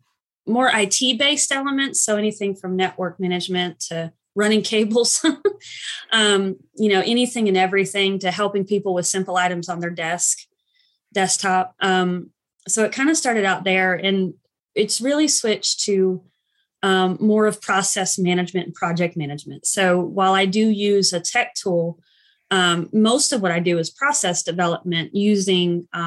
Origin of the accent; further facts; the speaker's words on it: Asheville, North Carolina, United States; I live in Asheville currently, and I've kind of lived here off and on for most of my life. So I consider it my hometown, even though I wasn't born here